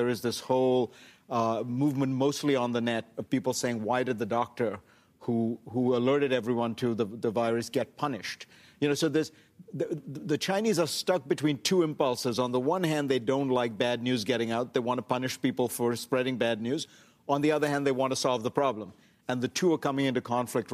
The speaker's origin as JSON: {"language": "English", "country": "India", "tie": "born or raised there", "moved": "yes", "said": "I grew up in India"}